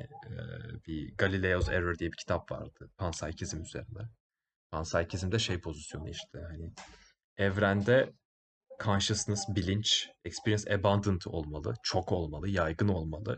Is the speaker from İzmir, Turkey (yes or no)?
no; Bursa, Turkey